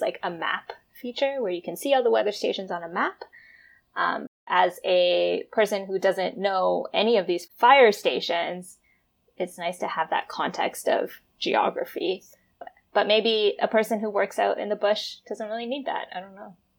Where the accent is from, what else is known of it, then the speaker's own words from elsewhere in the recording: Toronto, Ontario, Canada; moved away as an adult; also born or lived in Vancouver / Alberta; now in Toronto, Canada; growing up in Toronto